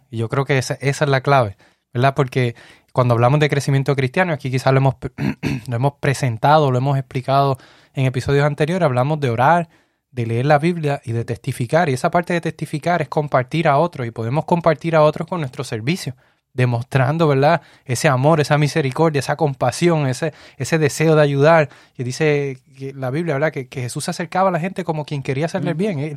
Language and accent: Spanish; Puerto Rico; now in United States; Nosotros llegamos de Puerto Rico aquí a los Estados Unidos. En el lugar donde estamos no tenemos familia, familia de sangre, no tenemos ninguna.